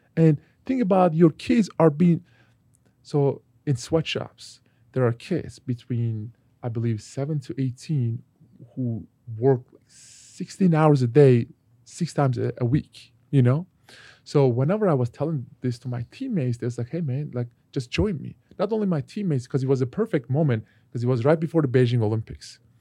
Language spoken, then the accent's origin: English; Turkey; moved away; my home country, Turkey